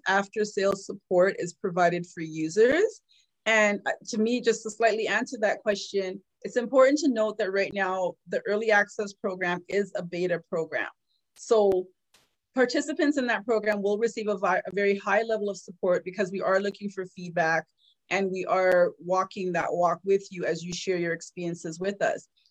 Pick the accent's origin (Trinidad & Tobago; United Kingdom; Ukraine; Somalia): Trinidad & Tobago; now in Toronto, Canada; I'm from the Caribbean.